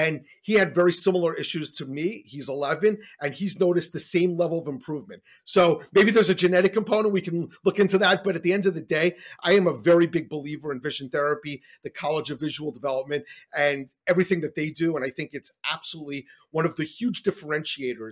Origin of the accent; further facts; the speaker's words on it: New York, United States; I grew up in New York and I was doing very poorly in school